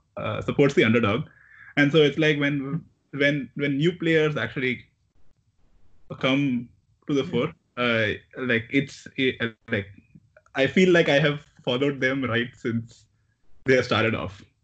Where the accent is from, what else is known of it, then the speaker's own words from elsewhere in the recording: India; growing up in India